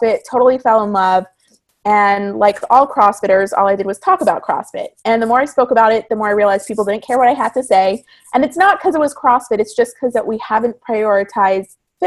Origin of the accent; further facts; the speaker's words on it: Toronto, Ontario, Canada; moved away as an adult; now in California, United States; I'm originally from Toronto. So when I moved from Toronto to California